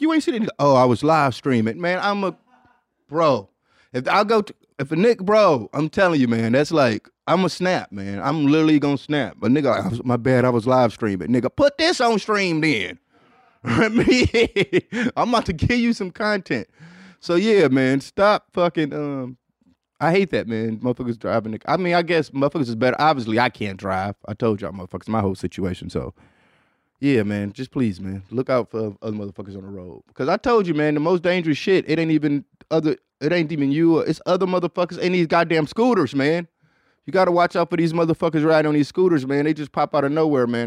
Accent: Detroit, Michigan, United States; I'm a nigga from Detroit

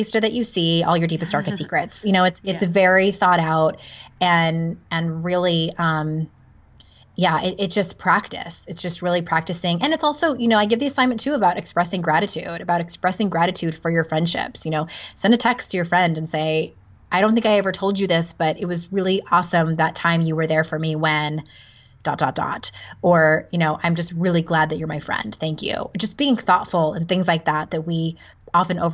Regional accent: San Diego, California, United States; moved away as an adult; also born or lived in Utah; I'm born and raised in San Diego.

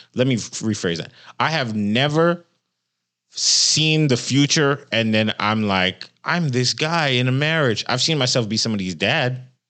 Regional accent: Central Florida, United States; moved away; I'm from Florida. I think in Central Florida

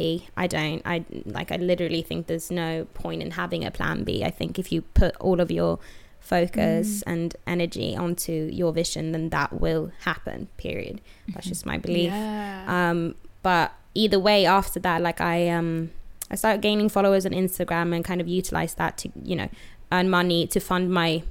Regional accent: Sweden; moved away as an adult; now in London, United Kingdom; I'm from Sweden, actually, but I do live in London.

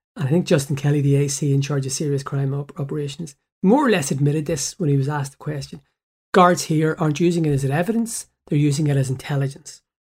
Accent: Belfast, Northern Ireland, United Kingdom; I went to school at the bottom of the New Lodge Road, Pym Street, primary school, and then Saint Malachi's, the secondary school

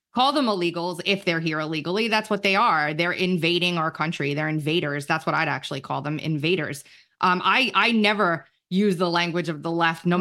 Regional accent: New York, United States; now in South Carolina, United States; I'm from New York.

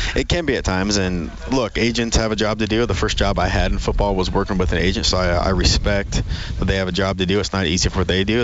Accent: Great Falls, Montana, United States; moved away; I grew up in in Great Falls, Montana, at CMR

